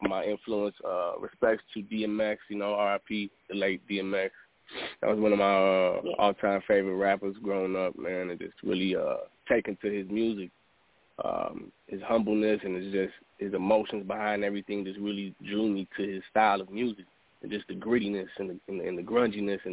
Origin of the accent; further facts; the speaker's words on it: Chicago, Illinois, United States; also born or lived in San Diego, California; I moved back to Chicago where my family originally was at prior to me being born in San Diego. I kind of grew up in the city life